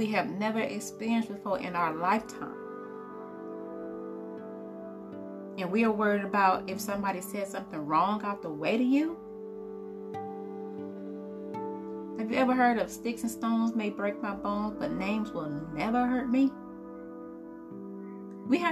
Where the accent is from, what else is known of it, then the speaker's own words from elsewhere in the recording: Highland Park, Michigan, United States; I am from Detroit, Michigan, or Highland Park, Michigan